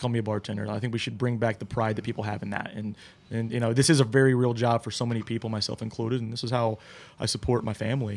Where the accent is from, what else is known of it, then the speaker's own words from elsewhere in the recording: New Jersey, United States; now in Columbus, United States; I'm originally from New Jersey, so I went back to Jersey